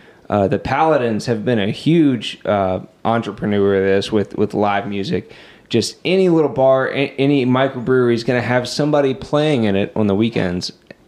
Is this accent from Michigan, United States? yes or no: no; Winchester, Virginia, United States; I'm from Winchester